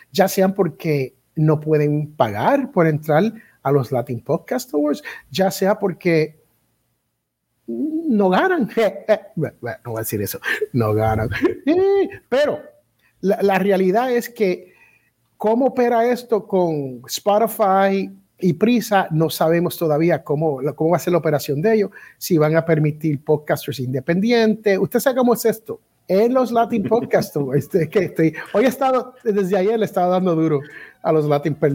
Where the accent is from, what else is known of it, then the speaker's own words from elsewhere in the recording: Puerto Rico; also born or lived in United States; porque yo soy al revés, yo soy americano criado boricua.